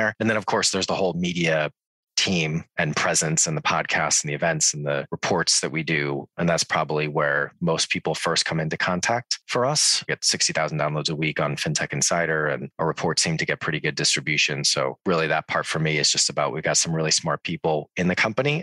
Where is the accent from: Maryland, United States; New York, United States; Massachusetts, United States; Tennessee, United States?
Massachusetts, United States; Boston; moved away as an adult; now in London, United Kingdom; So I am American originally. I'm from Boston.